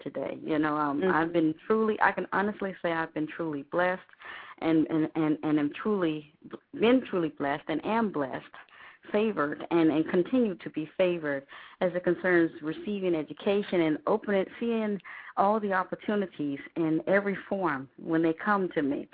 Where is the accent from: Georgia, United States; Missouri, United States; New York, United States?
Georgia, United States; South; also born or lived in Madrid, Spain; I got all my whoopings in South Georgia. So I'm... So I hail from South Georgia